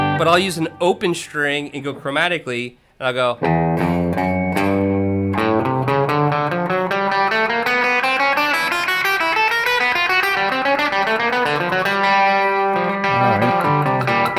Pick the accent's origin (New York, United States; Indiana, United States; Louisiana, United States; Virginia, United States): Virginia, United States; I grew up in Virginia